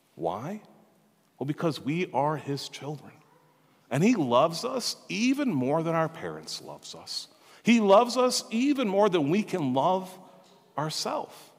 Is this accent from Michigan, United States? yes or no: no; Minnesota, United States; we're here from Minnesota, we're very proud of that, right? We're proud Minnesotans